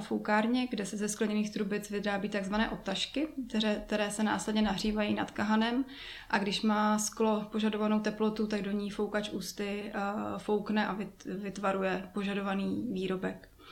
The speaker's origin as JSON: {"language": "Czech", "town": "Jičín", "region": "Hradec Králové Region", "country": "Czechia", "tie": "born or raised there", "said": "Já jsem původem z Čína"}